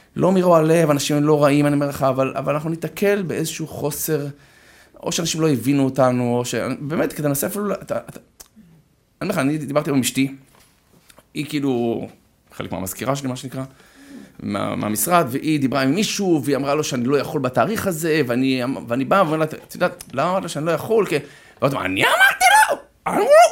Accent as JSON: {"language": "Hebrew", "town": "Herzliya", "region": "Tel Aviv District", "country": "Israel", "tie": "born or raised there", "said": "אני גדלתי בהרצליה"}